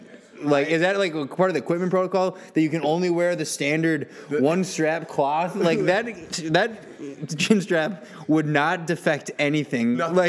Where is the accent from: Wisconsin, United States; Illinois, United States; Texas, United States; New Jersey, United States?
Wisconsin, United States; So, no, and as growing up in Wisconsin, you know, I know at this point Aaron Rodgers is the golden boy